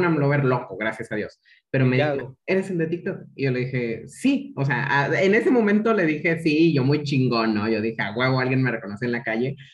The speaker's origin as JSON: {"language": "Spanish", "region": "Chiapas", "country": "Mexico", "said": "Yo soy chiapaneco"}